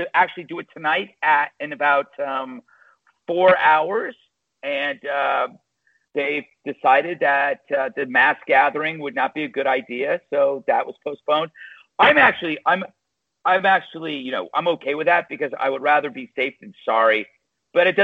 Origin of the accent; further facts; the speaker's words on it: West Coast, United States; moved away; I'm from the West Coast.